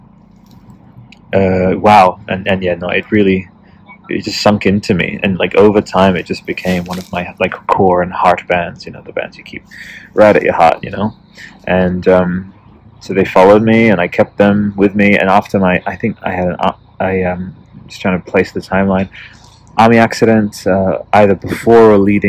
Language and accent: English; Canberra, Australian Capital Territory, Australia; not too far from like Canberra, my hometown